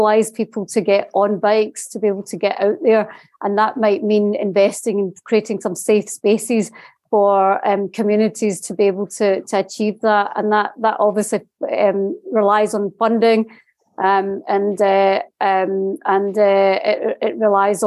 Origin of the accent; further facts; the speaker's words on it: Scotland, United Kingdom; I'm from Scotland. I live in the borders in Scotland